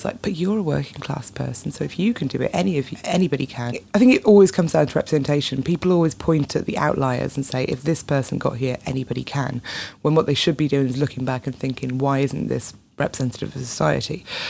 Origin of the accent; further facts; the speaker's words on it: Wales, United Kingdom; moved away as an adult; also born or lived in England; Yeah, I grew up in Wales. I've got lots of family in Northern Ireland. So kind of I moved to England to go to university and that was a bit of a culture shock.